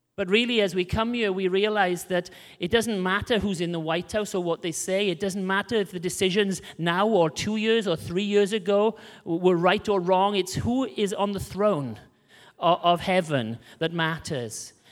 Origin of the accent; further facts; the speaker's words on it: Wales, United Kingdom; We came from Wales in the U K